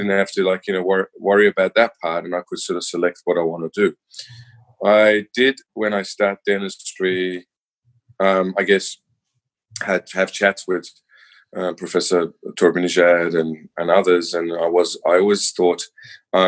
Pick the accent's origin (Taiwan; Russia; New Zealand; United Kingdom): New Zealand; I'm born and bred in New Zealand.